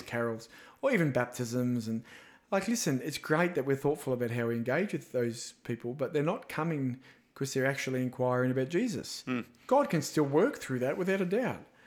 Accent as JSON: {"language": "English", "country": "Australia", "said": "being an Aussie"}